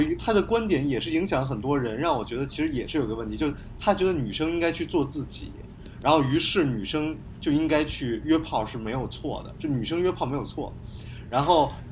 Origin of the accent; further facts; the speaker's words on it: China; 我们中国人就要做